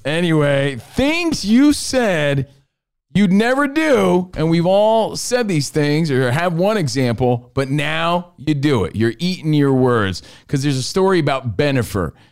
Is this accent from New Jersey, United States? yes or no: yes; New Jersey, United States; I was from New Jersey